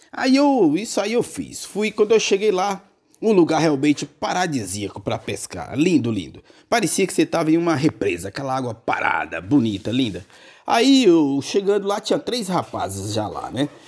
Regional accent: Bahia, Brazil; quando eu viajei lá para minha Bahia, minha porreta, minha terrinha

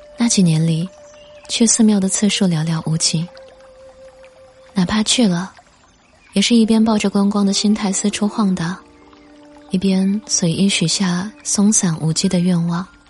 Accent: near Mount Putuo, Zhejiang, China; 我就出生长大在普陀山的边上，但我们那里拜佛不叫白佛，而念作拜菩萨

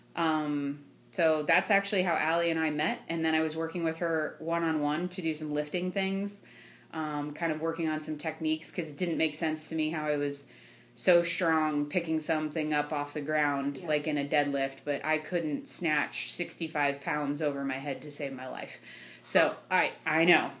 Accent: North Canton, Ohio, United States; now in Louisville, United States; I am originally from North Canton. I currently reside outside of Louisville

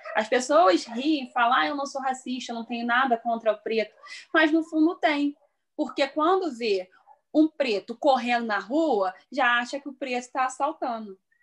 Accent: Petrópolis, Rio de Janeiro, Brazil; moved away as an adult; now in Três Rios, Brazil; sou natural de Petrópolis, atualmente resido em Três Rios

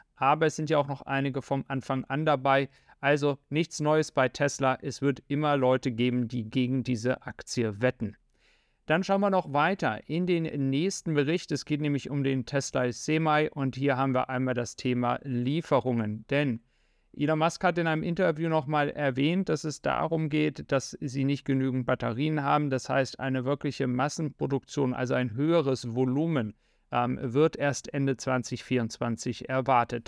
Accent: Germany; als Deutsche

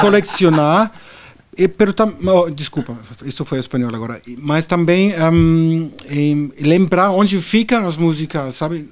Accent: Berlin, Germany; Portuguese is a second language; moved away as an adult; now in Brazil; nasci num país que hoje já não existe mais a Alemanha Oriental

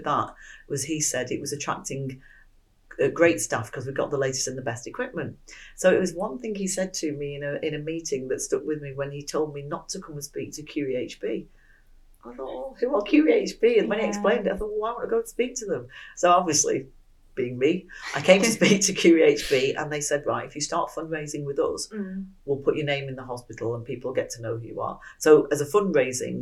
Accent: Manchester, North West England, United Kingdom; moved away as an adult; now in Midlands, United Kingdom; I'd moved from Manchester, as you can probably tell by my accent, to my ex-husband's job

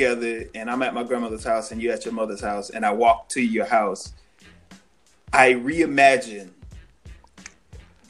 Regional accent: Florida, United States; people growing up in Florida at that time

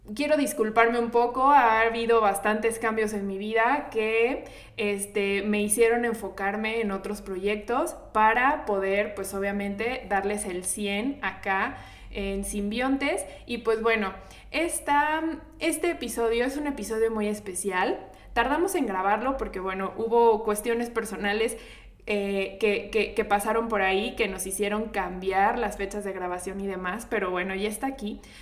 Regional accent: Mexico; nosotros como mexicanos

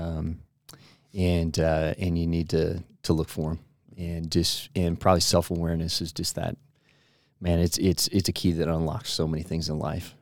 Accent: Portland, Oregon, United States; I grew up in Portland, Oregon area

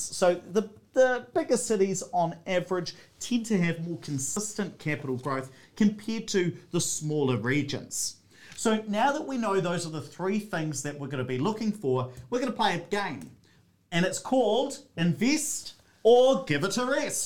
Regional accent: Hawera, Taranaki, New Zealand; growing up in Hawera in South Taranaki

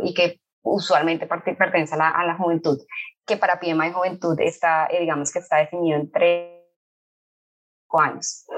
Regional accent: Colombia; moved away as an adult; now in Rio de Janeiro, Brazil; soy colombiana. Hace un poco más de siete años estoy viviendo en Río de Janeiro.

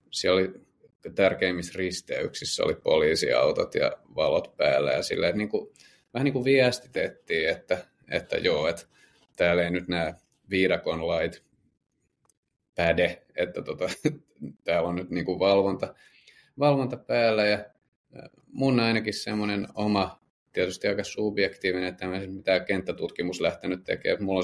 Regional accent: Södertälje, Stockholm County, Sweden; now in Finland; heinäkuun alussa, mutta et sitä enemmän muistan tosiaan kotikaupungissa Södertäljessä, niin siellä aika lyhyen ajan sisällä

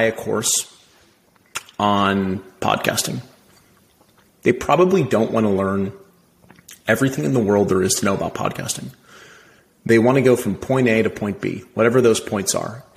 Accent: Cleveland, Ohio, United States; I was born in Cleveland, Ohio to parents that were middle class who were still together

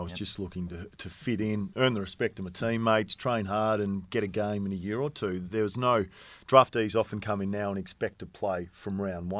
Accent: Camperdown, Victoria, Australia; I mean, I grew up in Camperdown and it was the Hampden League Juniors.

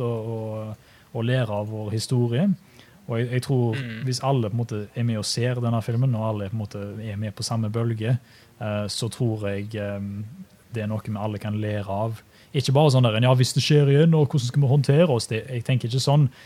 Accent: Norway; now in Australia; oss som nordmenn

